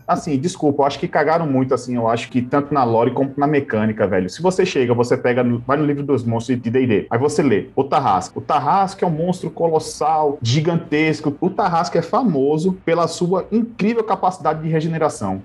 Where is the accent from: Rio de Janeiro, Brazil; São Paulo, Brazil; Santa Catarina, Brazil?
São Paulo, Brazil; moved away as an adult; also born or lived in Paraíba; eu sou nascido e criado em São Paulo, capital